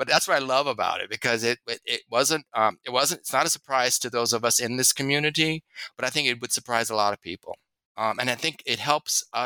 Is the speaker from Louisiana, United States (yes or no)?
yes; Louisiana, United States; I'm from Louisiana.